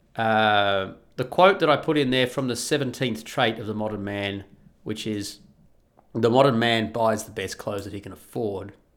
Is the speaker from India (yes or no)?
no; Australia; first language English; I'm an Australian, so I'm a native English speaker